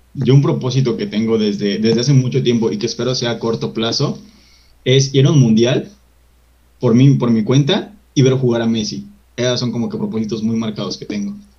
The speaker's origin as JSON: {"language": "Spanish", "country": "Mexico", "said": "como, como mexicano"}